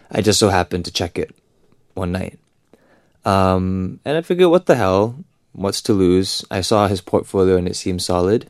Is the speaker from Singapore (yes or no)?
yes; Singapore; I'm from Singapore